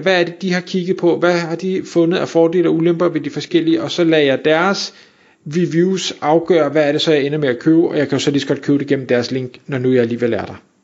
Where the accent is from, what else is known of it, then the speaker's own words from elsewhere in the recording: Denmark; vi som danskere, og her der inkluderer mig selv